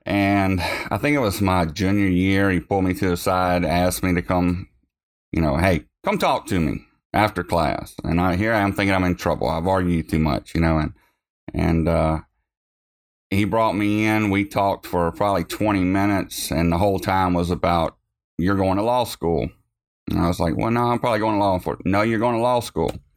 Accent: Montpelier, Louisiana, United States; I grew up in Montpelier, is where I was born.

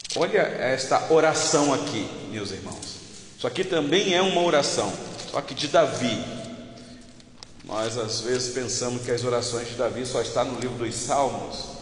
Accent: Rio de Janeiro, Brazil; Eu sou eu sou natural do estado do Rio de Janeiro.

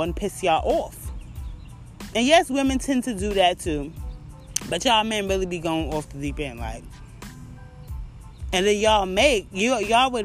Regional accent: New York City, New York, United States; my hometown, Brooklyn

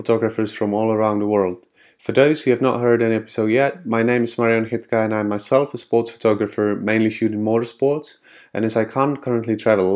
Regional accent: Czechia; I'm from Czech Republic

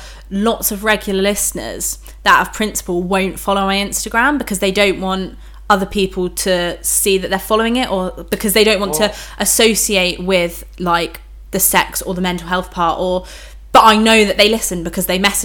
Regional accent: United Kingdom; we're British

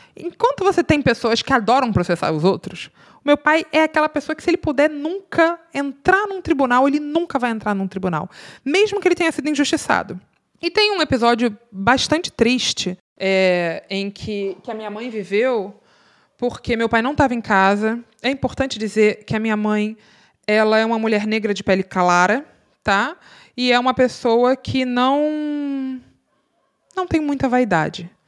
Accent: Rio de Janeiro, Brazil; eu sou do Rio de Janeiro

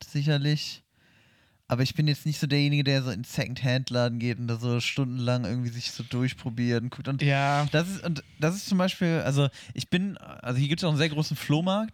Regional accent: Hannover, Lower Saxony, Germany; moved away; bei uns in Hannover

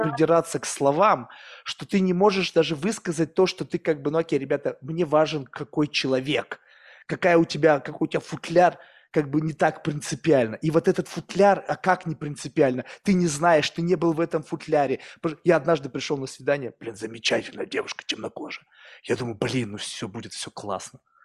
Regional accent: Russia; moved away; also born or lived in United States; я вырос в России

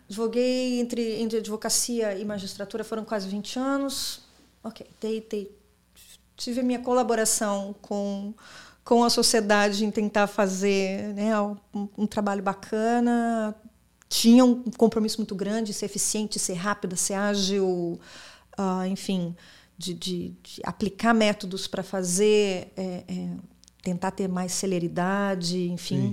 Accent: Brazil; moved away as an adult; also born or lived in São Paulo, Brazil / California, United States; now in Miami, United States

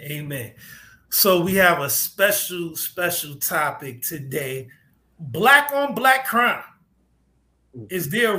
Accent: New York City, New York, United States; I'm black American. I'm from Brooklyn, New York.

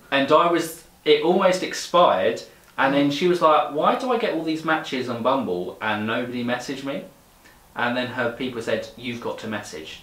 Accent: England, United Kingdom; growing up in England

